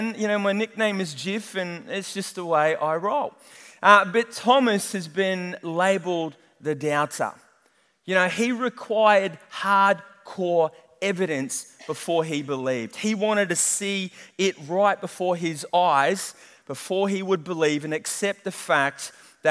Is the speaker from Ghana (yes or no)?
no; New Zealand; moved away; I am a Kiwi